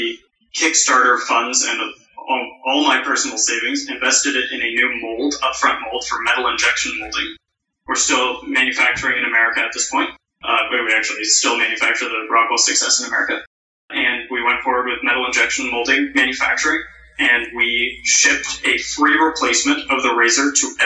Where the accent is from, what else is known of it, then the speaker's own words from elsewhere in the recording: Canada; we're Canadian